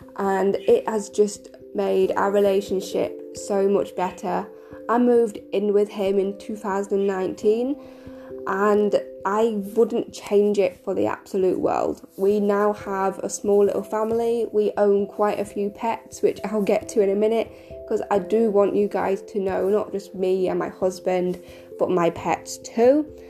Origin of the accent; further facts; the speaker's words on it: United Kingdom; I am 25, and I'm from the United Kingdom.